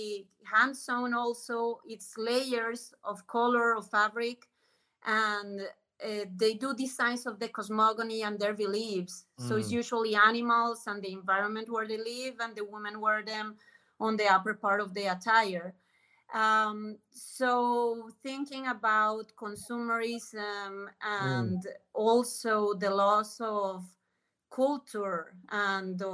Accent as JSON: {"language": "English", "country": "Colombia", "tie": "born or raised there", "second_language": "English", "moved": "as an adult", "said": "I grew up in Colombia until I was 30 years old"}